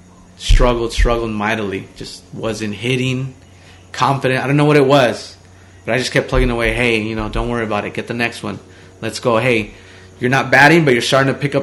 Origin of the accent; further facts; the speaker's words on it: Omaha, Nebraska, United States; we grew up in Omaha